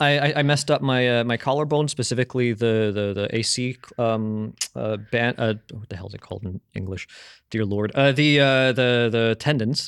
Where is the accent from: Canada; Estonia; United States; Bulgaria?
Canada; moved away; when I was growing up in Canada